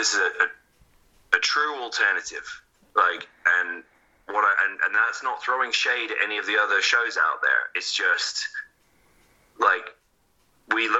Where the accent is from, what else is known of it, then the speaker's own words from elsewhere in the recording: England, United Kingdom; growing up in England